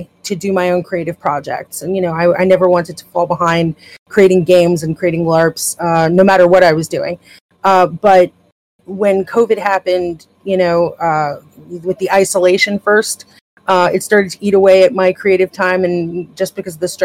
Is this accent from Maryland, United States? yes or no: no; New York, United States; I'm out in Brooklyn and I'm from New York